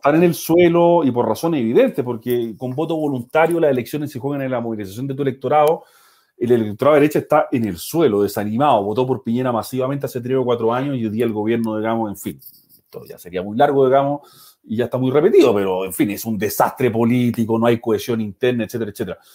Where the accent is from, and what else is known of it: Viña del Mar, Valparaíso, Chile; moved away